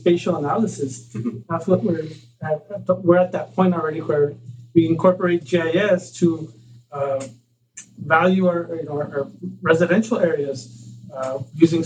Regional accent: Laredo, Texas, United States; I am from Laredo originally

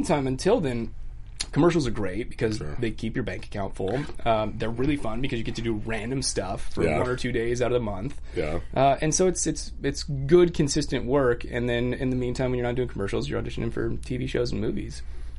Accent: Scottsdale, Arizona, United States; moved away as an adult; also born or lived in Tucson, Arizona / Houston, Texas / Austin, Texas; now in Los Angeles, United States; I grew up in Scottsdale, and then I moved out here right as I turned 22.

